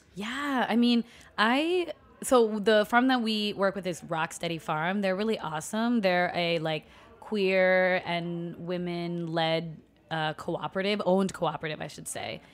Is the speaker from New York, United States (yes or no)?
yes; New York City, New York, United States; also born or lived in Puerto Rico; I was born in Brooklyn and, um, grew up predominantly, well, living in Long Island by, out by J F K Airport and then going to school in Brooklyn